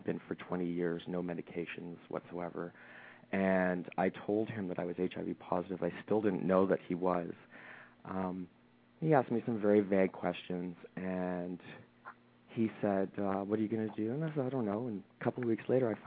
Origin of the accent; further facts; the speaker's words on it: London, Ontario, Canada; moved away as an adult; now in Toronto, Canada; I grew up in a smaller town in Canada. So we're both from Canada. We both live in Toronto. A smaller town by the name of London, Ontario.